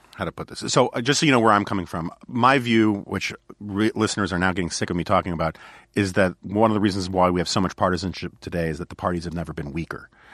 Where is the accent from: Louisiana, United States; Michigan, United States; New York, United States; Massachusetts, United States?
New York, United States; New York City; as a New Yorker